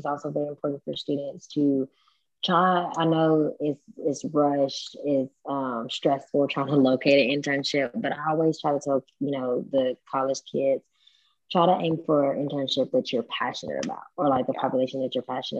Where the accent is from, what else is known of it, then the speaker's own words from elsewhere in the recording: West Tennessee, United States; moved away as an adult; So I'm not from the Middle Tennessee area. I'm actually from the West Tennessee area. So I was able to collaborate with my mom back home